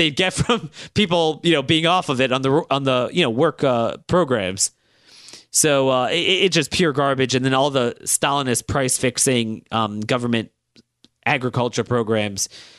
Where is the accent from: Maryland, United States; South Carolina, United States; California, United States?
Maryland, United States; Baltimore; this is your sixth sense you pick up growing up in Baltimore.